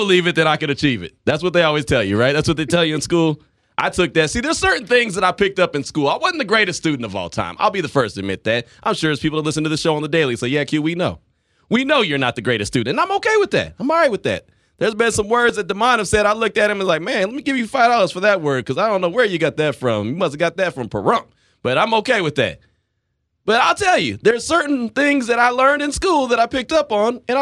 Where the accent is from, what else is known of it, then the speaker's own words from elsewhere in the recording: West Coast, United States; also born or lived in Texas; I'm from the West Coast